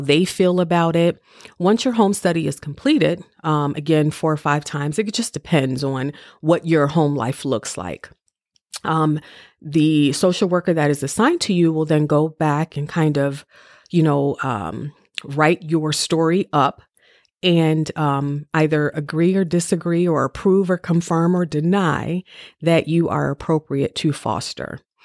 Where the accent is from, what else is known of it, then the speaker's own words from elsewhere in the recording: Cleveland, Ohio, United States; moved away as an adult; now in Maryland, United States; I'm from Cleveland, Ohio